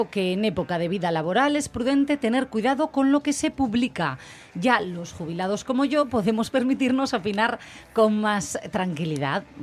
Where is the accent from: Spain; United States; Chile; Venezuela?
Spain; Asturias; cómo somos los asturianos